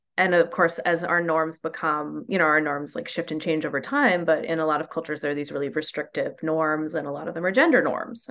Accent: New Mexico, United States; growing up in New Mexico

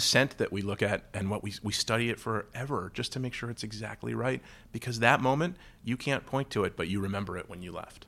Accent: New York, United States; now in Detroit, United States; I'm a New Yorker

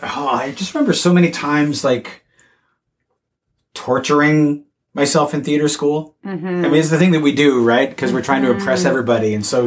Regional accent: Belleville, Ajax, Ontario, Canada; I grew up in Belleville, Ajax.

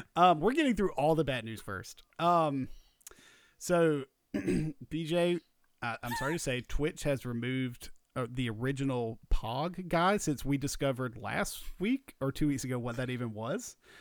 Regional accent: Georgia, United States; We're from Georgia, so college football means a lot

